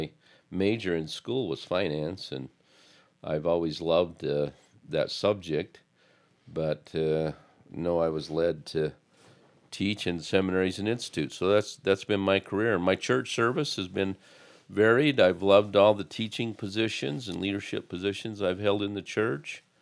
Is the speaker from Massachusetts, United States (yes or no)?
no; American Fork, Utah, United States; moved away as an adult; also born or lived in Highland, Utah / Midwest; I grew up in Utah, in American Fork, actually, and spent most of my life there